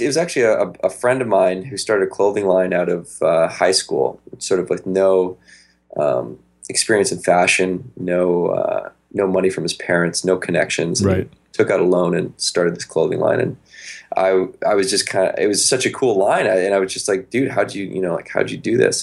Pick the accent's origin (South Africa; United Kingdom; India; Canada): Canada; Victoria, British Columbia; we grew up in Victoria, BC, up in Canada.